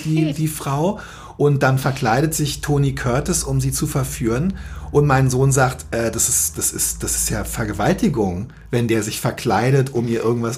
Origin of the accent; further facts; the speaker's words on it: Berlin, Germany; moved away as an adult; now in Hamburg, Germany; Ich bin äh, in Zehlendorf in Westberlin aufgewachsen